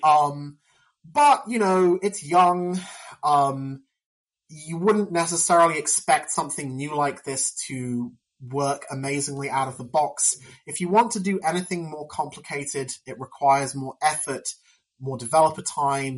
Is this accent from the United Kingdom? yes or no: yes; United Kingdom; I'm I'm from Britain